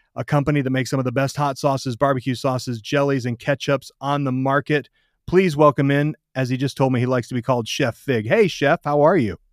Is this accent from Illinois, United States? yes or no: no; Michigan, United States; I grew up in Michigan